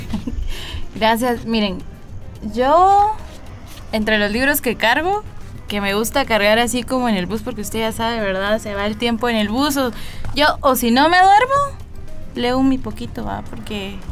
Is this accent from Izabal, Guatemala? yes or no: no; La Esperanza, Quetzaltenango, Guatemala; soy originaria de La Esperanza, Quetzaltenango